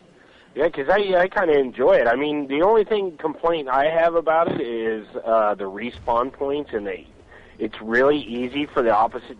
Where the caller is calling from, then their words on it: California, United States; I'm calling from California, bud.